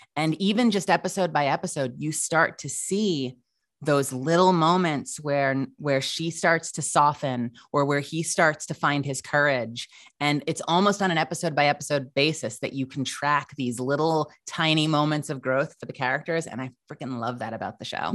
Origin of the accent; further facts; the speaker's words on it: Huntington Station, New York, United States; also born or lived in Manhattan, New York; raised for the better part of my childhood out on Eastern Long Island